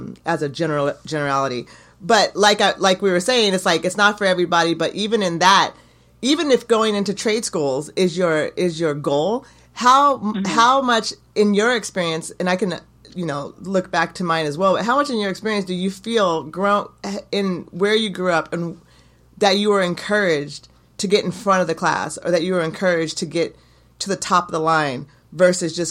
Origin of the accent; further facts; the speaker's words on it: Eugene, Oregon, United States; growing up in Eugene